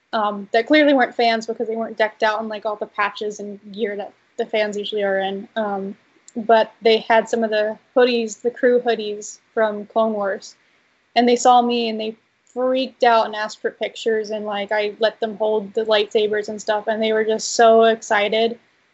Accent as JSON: {"language": "English", "region": "East Coast", "country": "United States", "tie": "born or raised there", "said": "growing up on the East Coast, I'm like, I'll never see Lucasfilm."}